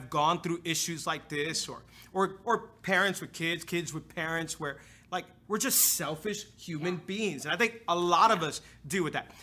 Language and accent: English; Hialeah, Florida, United States; I was born and raised in Hialeah